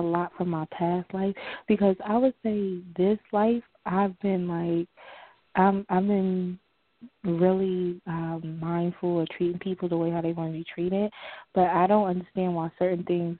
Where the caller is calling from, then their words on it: New Jersey, United States; calling from New Jersey